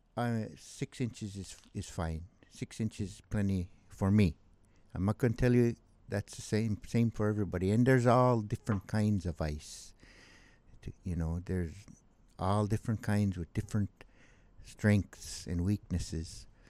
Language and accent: English; Bethel, Alaska, United States; also born or lived in Kalskag, Alaska; I grew up here on the Kuskokwim, uh, mostly in Bethel. I had all my school and schooling in Bethel